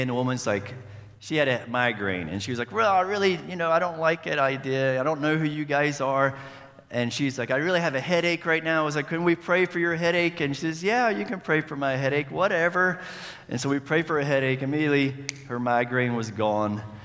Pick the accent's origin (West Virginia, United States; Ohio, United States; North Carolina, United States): West Virginia, United States; Charleston; moved away as an adult; now in Colombia; I am from Charleston, West Virginia. Sorry for the accent